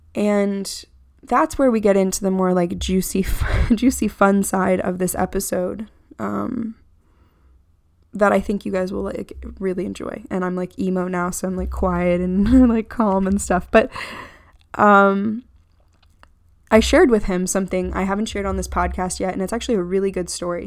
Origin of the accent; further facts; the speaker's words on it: Florida, United States; I'm from Florida.